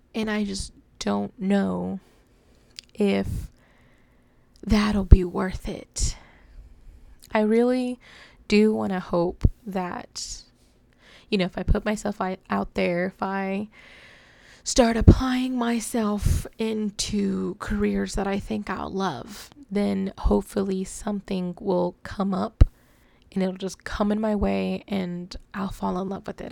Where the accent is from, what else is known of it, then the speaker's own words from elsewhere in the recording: DFW area, Texas, United States; I have never felt at home here in Texas. Um, I just, I don't know. I've lived here basically my whole life